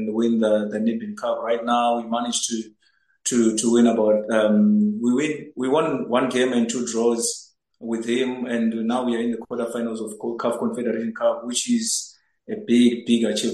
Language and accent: English; Zimbabwe; moved away as an adult; now in South Africa; I'm originally from Zimbabwe